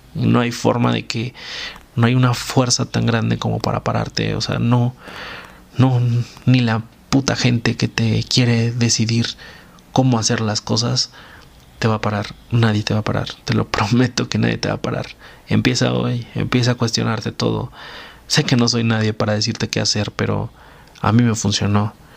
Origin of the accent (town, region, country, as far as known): Mexico